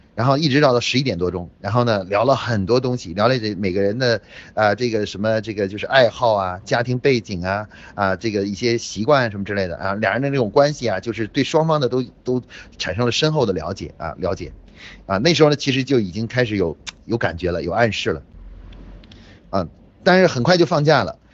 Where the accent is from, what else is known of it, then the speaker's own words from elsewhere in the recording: Beijing, China; 我是北京的同学，啊，我是生物系的